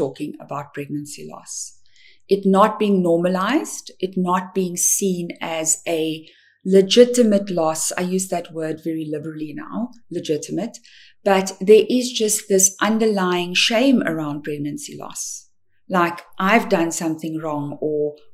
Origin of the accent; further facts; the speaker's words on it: South Africa; I'm from South Africa